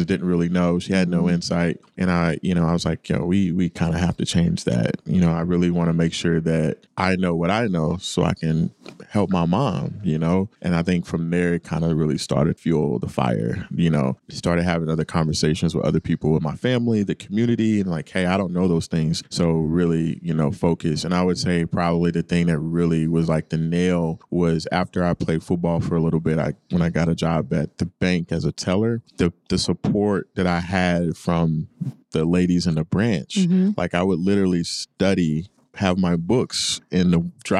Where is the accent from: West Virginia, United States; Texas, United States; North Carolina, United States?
Texas, United States; Garland; Grew up in Dallas in a suburb outside of Dallas called Garland, Texas